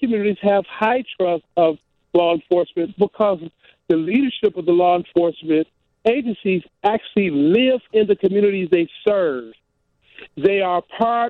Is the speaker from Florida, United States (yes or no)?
no; Detroit, Michigan, United States; I grew up in Detroit, 10 minutes from Windsor, Canada